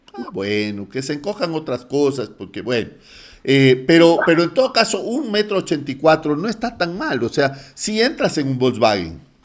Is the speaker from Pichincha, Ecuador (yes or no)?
no; Guayaquil, Guayas, Ecuador; moved away; mi ciudad natal de Guayaquil